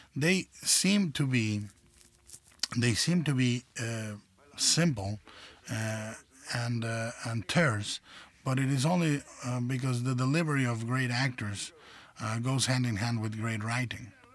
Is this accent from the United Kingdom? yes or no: no; Mexico; as a child uh, growing up in Mexico